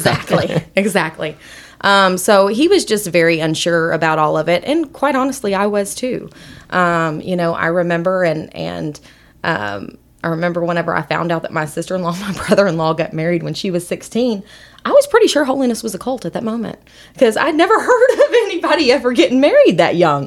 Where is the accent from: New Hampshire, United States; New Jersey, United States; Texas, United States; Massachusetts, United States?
Texas, United States; Possum Kingdom Lake; moved away as an adult; also born or lived in Austin, Texas / Bristow, Oklahoma; I was raised at a little town called Possum Kingdom Lake, Texas